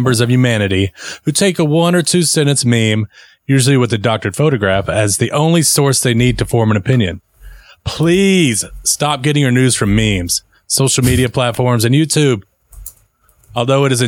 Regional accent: Texas, United States; We're from Texas.

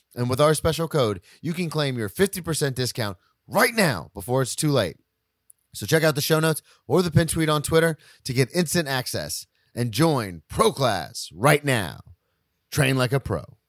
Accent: Florida, United States; moved away; I'm from Florida, so I'm a Tampa Bay Lightning fan

